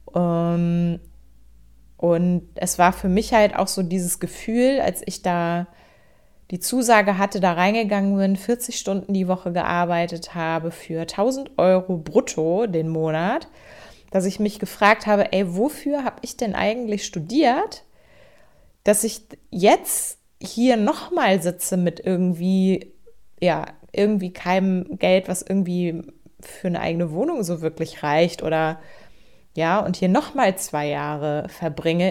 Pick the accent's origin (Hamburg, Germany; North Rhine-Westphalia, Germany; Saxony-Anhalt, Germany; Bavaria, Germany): Hamburg, Germany; now in Schleswig-Holstein, Germany; ich bin tatsächlich gebürtige Hamburgerin. Also ich bin im Hamburger Westen geboren, in Rissen ganz genau.